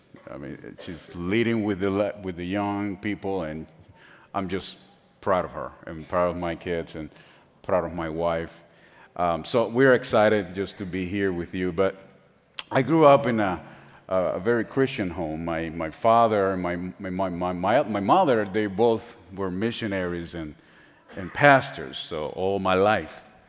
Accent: San Juan, Puerto Rico; first language Spanish; English is a second language; moved away; I was born and raised in San Juan, Puerto Rico

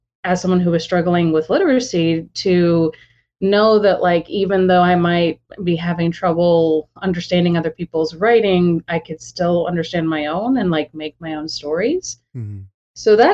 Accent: Austin, Texas, United States; I was born and raised in Austin

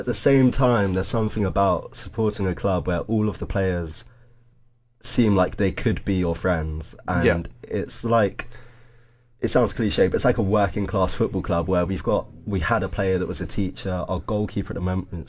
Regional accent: London, United Kingdom; I was born in London, but I'm actually the first generation of my family to be born in London.

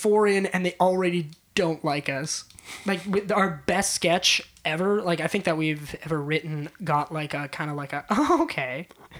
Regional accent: Winnipeg, Manitoba, Canada; We're from Winnipeg.

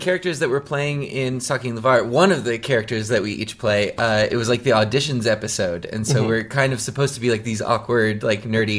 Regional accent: Wisconsin, United States; moved away as an adult; also born or lived in Iowa / Japan; now in Los Angeles, United States; I was originally from Wisconsin, went to school in Iowa by way of Japan

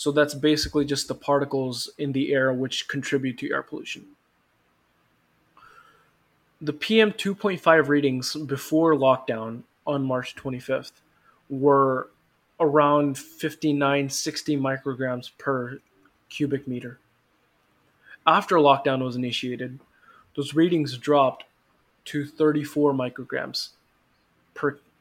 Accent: India; because I am from India

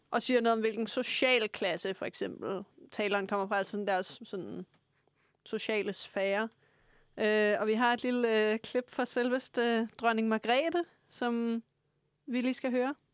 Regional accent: Frederiksberg, Capital Region of Denmark, Denmark; now in Lyngby, Denmark; jeg er fra Frederiksberg, øh, og nu bor jeg op i Nordsjælland

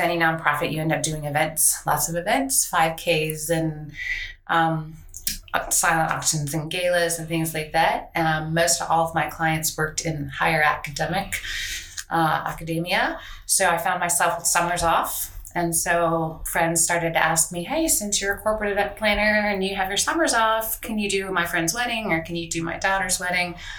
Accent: Colorado, United States; moved away as an adult; now in Virginia, United States; I'm from Colorado. Are Colorado native? Went to CU

